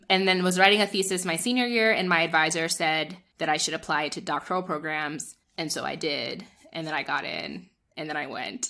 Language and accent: English; northern New Jersey, United States; born or raised there; moved away as an adult; also born or lived in Nigeria / New York; now in Kenya